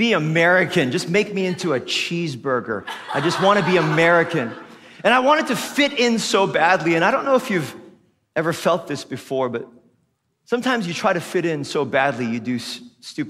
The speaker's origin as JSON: {"language": "English", "country": "Philippines", "tie": "born or raised there", "also_born_or_lived": "Korea (ancestry)", "first_language": "Tagalog", "second_language": "English", "moved": "yes", "said": "I grew up here as a Filipino kid. I spoke Tagalog. It was my first language."}